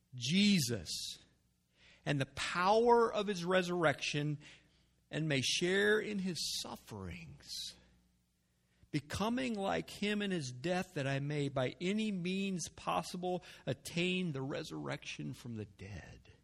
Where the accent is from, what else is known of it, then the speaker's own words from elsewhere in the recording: United States; I was born in America. I've been raised in America